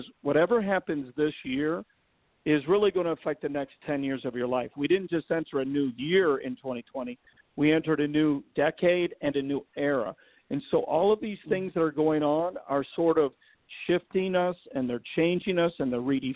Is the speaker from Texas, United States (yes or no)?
no; Chicago, Illinois, United States; also born or lived in Los Angeles, California; I'm from Chicago, the streets of Chicago. I'm not from the suburbs